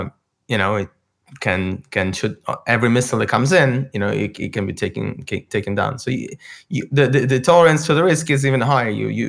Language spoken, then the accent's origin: English; Ukraine